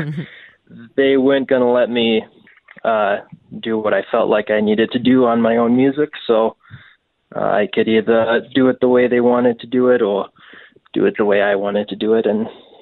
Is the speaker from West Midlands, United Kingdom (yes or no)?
no; Wales, United Kingdom; moved away; I'm from Wales originally.